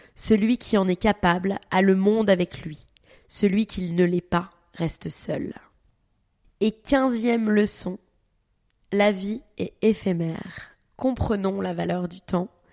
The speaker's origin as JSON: {"language": "French", "town": "Paris", "region": "Île-de-France", "country": "France", "also_born_or_lived": "Dubai", "said": "à la base on vient de Paris"}